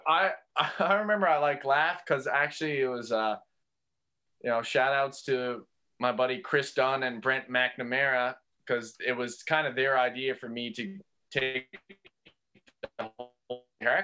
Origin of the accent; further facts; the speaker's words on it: St. John's, Newfoundland and Labrador, Canada; growing up on Merry Meeting Road and going to Brother Ice Junior High School